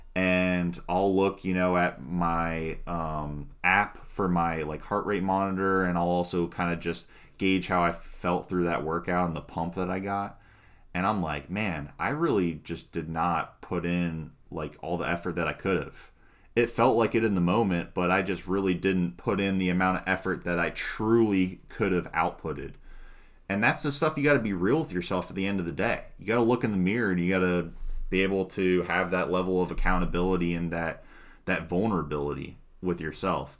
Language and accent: English; South Florida, United States; moved away; also born or lived in Carolinas / Ohio; Growing up in South Florida